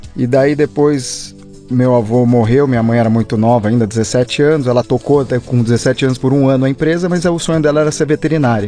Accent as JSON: {"language": "Portuguese", "town": "Campos do Jordão", "region": "São Paulo", "country": "Brazil", "tie": "born or raised there", "said": "e eu, eu, e meu irmão nascemos em Campo Jordão."}